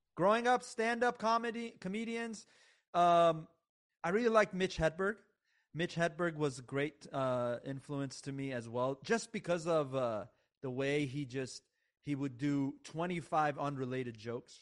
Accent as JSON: {"language": "English", "country": "United States", "tie": "born or raised there", "also_born_or_lived": "Iran", "said": "I really grew up, um, just when I moved to America at the age of eight, uh, which, by the way, I, I, I, I was born in Iran"}